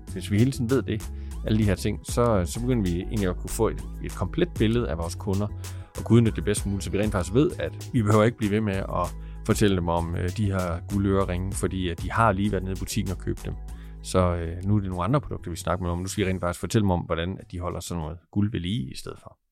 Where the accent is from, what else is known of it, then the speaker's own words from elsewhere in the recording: Aarhus, Central Denmark Region, Denmark; Jeg kommer fra Aarhus.